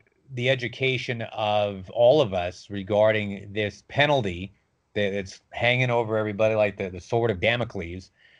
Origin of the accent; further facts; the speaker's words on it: Rochester, New York, United States; moved away; because I grew up in Rochester before there was a 585 area code. We were 716ers, all of us